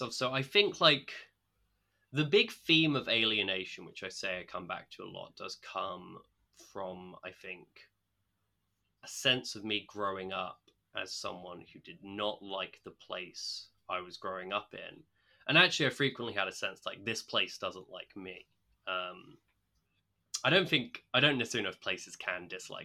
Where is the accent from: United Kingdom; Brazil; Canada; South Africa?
United Kingdom; Essex, East of England; moved away as an adult; also born or lived in Chester / Grantham, Lincolnshire; now in London, United Kingdom; I grew up in Essex.